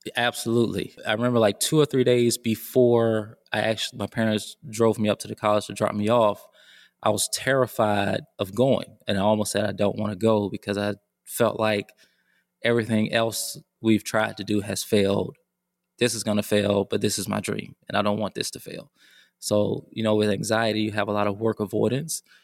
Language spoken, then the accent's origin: English; Decatur, Georgia, United States; moved away as an adult; also born or lived in North Carolina; I grew up in Decatur, Georgia